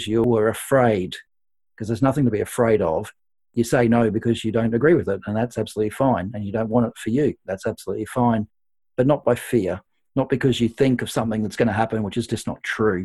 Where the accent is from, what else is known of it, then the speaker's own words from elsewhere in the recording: Australia; now in United Kingdom; I'm Australian, and so I have a lot of contacts back home in Australia.